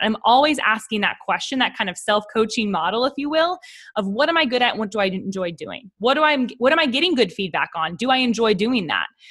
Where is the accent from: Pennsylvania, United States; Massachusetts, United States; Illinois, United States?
Pennsylvania, United States; Pittsburgh; moved away as an adult; also born or lived in New York City; now in Nashville, United States; I grew up in Pittsburgh, Pennsylvania